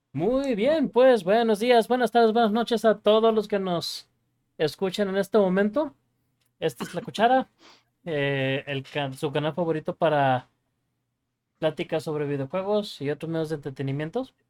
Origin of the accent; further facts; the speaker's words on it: Culiacán, Sinaloa, Mexico; now in Guadalajara, Mexico; tanto Richard como yo somos de Culiacán